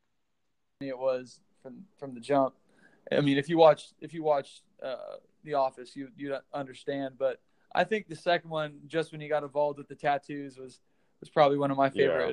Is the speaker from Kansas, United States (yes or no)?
yes; Kansas, United States; Having that Jayhawk mentality from birth, really. All my family is real hardcore Jayhawk fans.